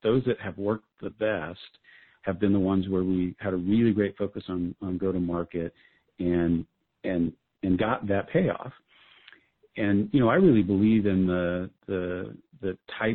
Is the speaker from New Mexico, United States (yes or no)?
yes; Albuquerque, New Mexico, United States; my hometown of Albuquerque, New Mexico